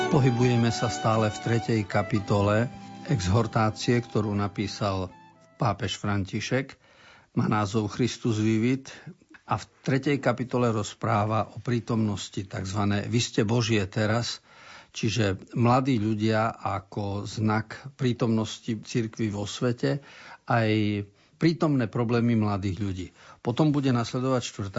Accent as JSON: {"language": "Slovak", "region": "eastern Slovakia", "country": "Slovakia", "said": "u nás na východe sa hovorí"}